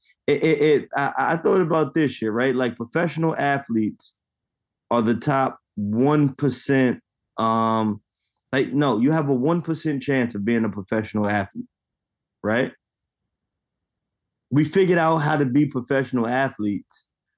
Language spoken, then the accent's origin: English; United States; being Black in America, being born American Black